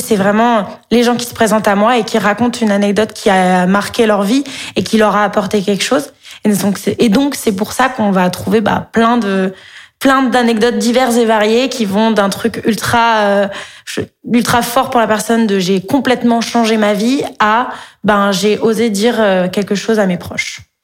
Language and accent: French; Montpellier, Occitania, France; moved away as an adult; also born or lived in Paris; Je viens de Montpellier